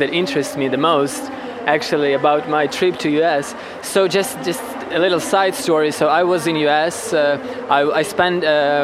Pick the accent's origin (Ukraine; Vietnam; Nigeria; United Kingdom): Ukraine; Western Ukraine; English is a second language; moved away as an adult; also born or lived in Kamchatka, Russia; I grew up in Ukraine, in the west part of Ukraine